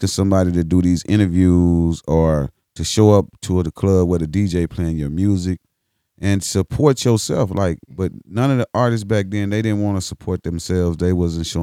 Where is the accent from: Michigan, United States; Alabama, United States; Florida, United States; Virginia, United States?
Alabama, United States; Huntsville; moved away; also born or lived in Atlanta, Georgia; I'm from Huntsville, Alabama